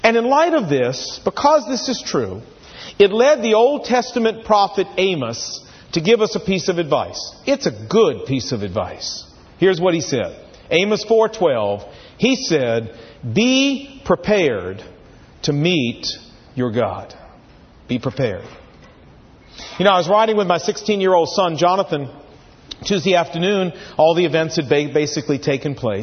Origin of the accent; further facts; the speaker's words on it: Portsmouth, Virginia, United States; I was sitting in health class just outside the gymnasium in Woodrow Wilson High School, Portsmouth, Virginia